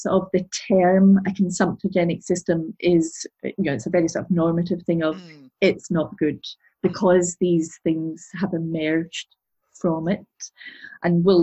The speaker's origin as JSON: {"language": "English", "town": "Glasgow", "region": "Scotland", "country": "United Kingdom", "said": "I'm originally from Glasgow, and from the east end of Glasgow"}